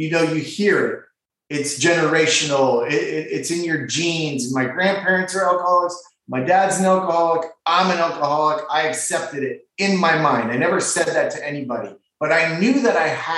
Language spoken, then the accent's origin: English; Ontario, Canada; now in West Palm Beach, United States; I was born in Ontario, Canada